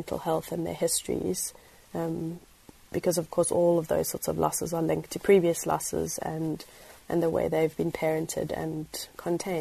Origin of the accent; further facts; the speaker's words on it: east coast near Durban, KwaZulu-Natal, South Africa; moved away as an adult; also born or lived in Cape Town, South Africa; I grew up in South Africa on the east coast of the country, so closest to Durban